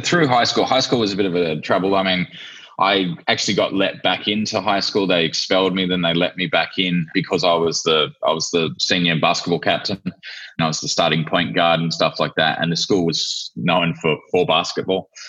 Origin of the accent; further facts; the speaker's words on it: Australia; moved away as an adult; also born or lived in New Zealand; now in Vanuatu; I was born in Australia, lived in New Zealand for two years, and then we um, decided to make a move to Vanuatu